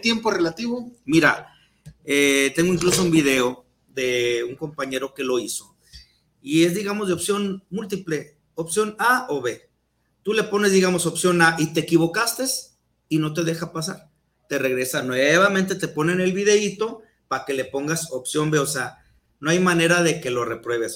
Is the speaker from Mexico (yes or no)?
yes; Mexico; idiosincrasia que tenemos como mexicanos